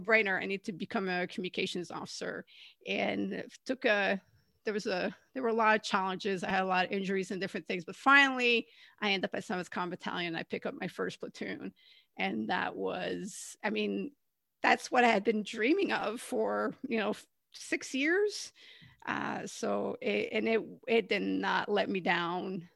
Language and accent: English; Canada; moved away; also born or lived in California; I'm originally from Canada